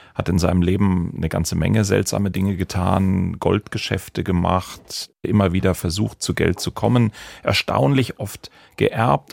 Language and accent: German; Baden-Baden, Baden-Württemberg, Germany; meine Geburtsstadt, das wunderschöne Baden-Baden an der Oos